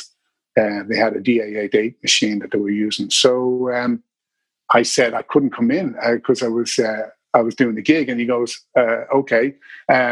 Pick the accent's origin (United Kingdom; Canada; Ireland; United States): Ireland; Dublin, Leinster; also born or lived in Drogheda; I'm from Dublin. I was born in Drogheda, but I am from Dublin, yeah. I've lived most of my life here.